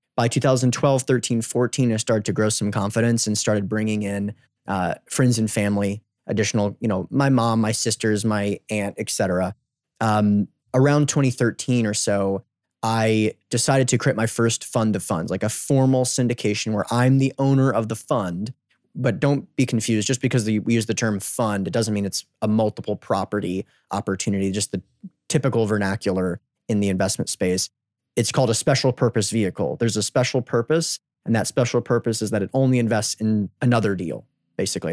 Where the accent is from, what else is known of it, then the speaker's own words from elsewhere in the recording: United States; I'm from the United States